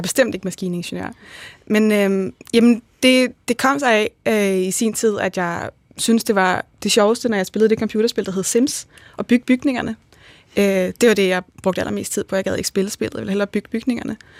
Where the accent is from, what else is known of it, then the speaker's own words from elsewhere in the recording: Bagsværd, Capital Region of Denmark, Denmark; kommer jeg oprindeligt fra Bagsvær